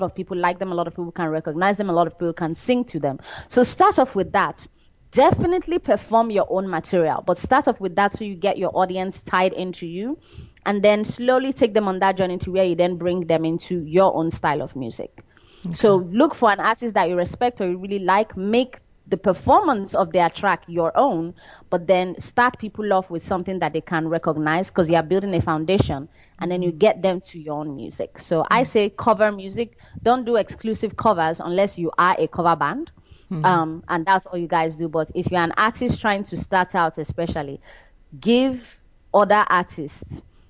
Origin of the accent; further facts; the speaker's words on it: Benin City, Edo, Nigeria; moved away as an adult; now in United States; I grew up in Benin